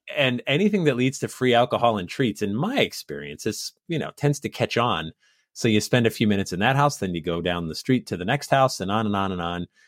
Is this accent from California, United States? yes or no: no; Sandy Hook, Connecticut, United States; also born or lived in Massachusetts; I was born in Massachusetts. I grew up in Sandy Hook, Connecticut